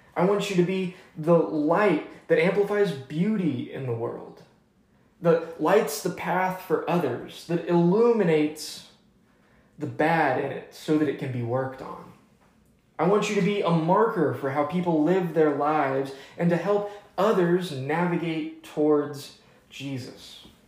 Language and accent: English; Atlanta, Georgia, United States; now in Highland Park, Texas, United States; I'm from Atlanta, Georgia